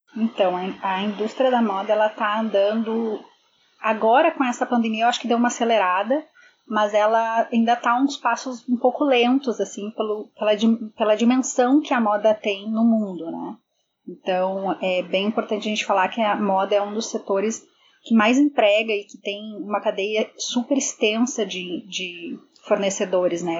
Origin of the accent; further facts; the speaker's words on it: Porto Alegre, Rio Grande do Sul, Brazil; moved away as an adult; now in Toronto, Canada; sou de Porto Alegre, mas sempre trabalhei na área de moda